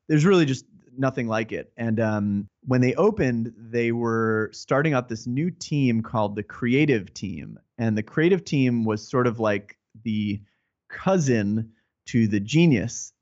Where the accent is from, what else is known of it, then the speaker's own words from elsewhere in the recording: New York area, United States; I'm from the New York area and still reside here